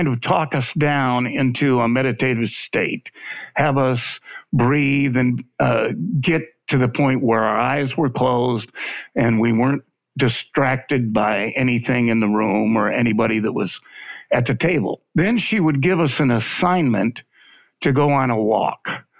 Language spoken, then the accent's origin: English; Michigan, United States; also born or lived in Arizona / California; now in Memphis, United States; I was raised in Michigan, and I left Michigan in the 70s.